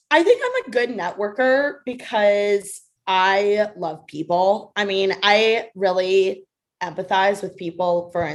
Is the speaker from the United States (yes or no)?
yes; Midwest, United States; So if they're from the Midwest, easy money. I got this in my bag, right? Because I'm from the Midwest.